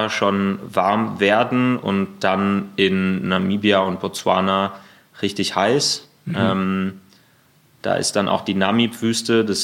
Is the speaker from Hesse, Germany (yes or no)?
no; Berlin, Germany; Ja, ja, ja, Berlin. genau.